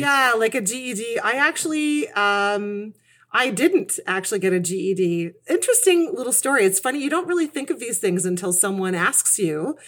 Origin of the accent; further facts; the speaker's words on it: Kitchener, Ontario, Canada; moved away; I was raised in Kitchener, Ontario, and that's where I still, where I've come back to now at this stage of my life. I've been kind of everywhere.